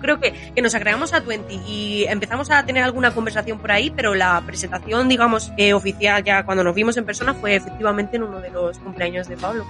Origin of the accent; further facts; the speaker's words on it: Granada, Andalusia, Spain; moved away as an adult; now in Madrid, Spain; Yo soy de Granada y me vine a Madrid, a la gran ciudad, a, a estudiar estudiar a la universidad